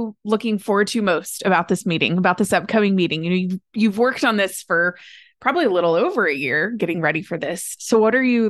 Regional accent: Texas, United States; born and raised in Texas, and I've never owned a pair of cowboy boots.

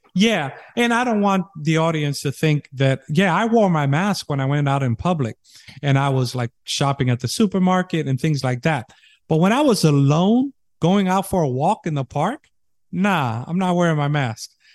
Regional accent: New York City, New York, United States; now in Texas, United States; my home state where I was born in New York City

